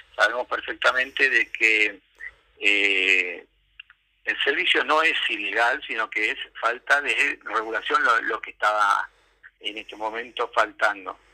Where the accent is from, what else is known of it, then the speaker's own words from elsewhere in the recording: Argentina; soy argentino, documentado, ejerzo el derecho a voto